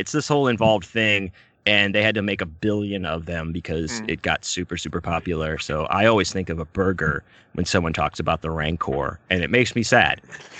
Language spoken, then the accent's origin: English; Texas, United States; I'm from Texas.